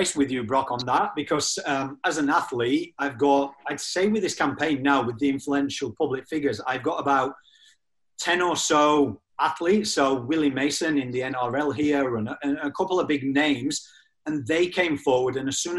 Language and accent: English; England, United Kingdom; moved away; also born or lived in Australia; Mine's a little bit all over the spot because I'm originally from England, but lived in Australia for 17 years.